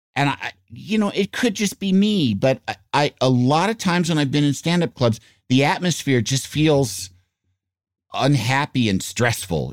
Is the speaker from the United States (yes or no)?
yes; Yorkville, Illinois, United States; I grew up in Yorkville, Illinois